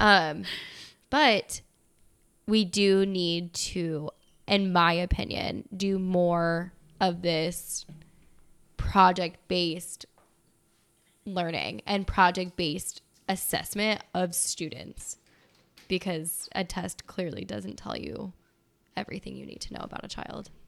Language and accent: English; United States